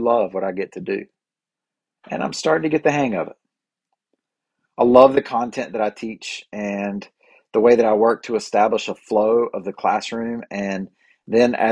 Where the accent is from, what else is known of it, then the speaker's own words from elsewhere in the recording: Boiling Springs, United States; Boiling Springs, my hometown